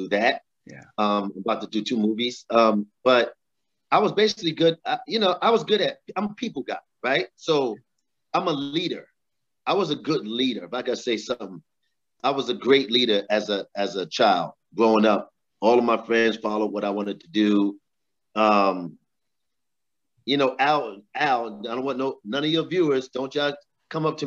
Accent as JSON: {"language": "English", "town": "New York City", "region": "New York", "country": "United States", "tie": "born or raised there", "also_born_or_lived": "Richmond, Virginia", "said": "I was born and raised in Brooklyn, brother, Brooklyn, New York"}